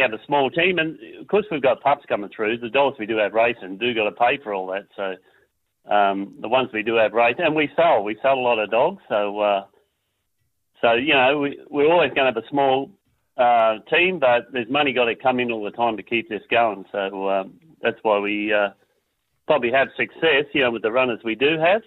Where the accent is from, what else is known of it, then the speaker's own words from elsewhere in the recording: North Queensland, Australia; now in Tasmania, Australia; We haven't got any other family over in Tassie. We come from Queensland